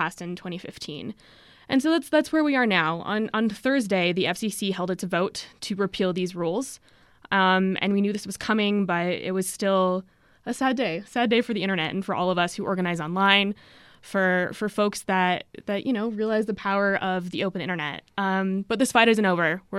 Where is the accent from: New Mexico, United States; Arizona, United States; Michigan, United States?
New Mexico, United States; Albuquerque; I'm originally from Albuquerque, New Mexico